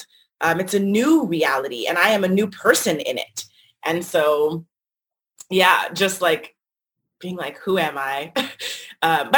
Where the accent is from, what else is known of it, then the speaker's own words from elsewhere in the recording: North Carolina, United States; moved away as an adult; also born or lived in Washington, District of Columbia, United States / Brooklyn / Los Angeles; I left college, which was in my home state, North Carolina